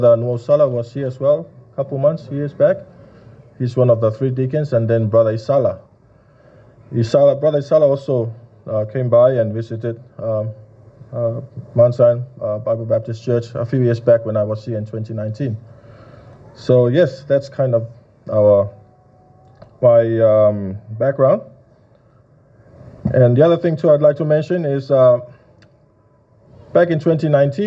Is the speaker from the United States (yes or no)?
no; Tuvalu; also born or lived in Auckland, New Zealand; I'm from Tuvalu, and I just happened to be in Auckland on a ship